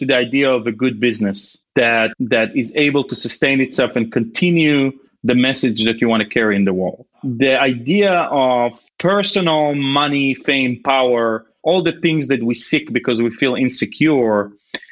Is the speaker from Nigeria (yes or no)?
no; Israel; moved away; growing up in Israel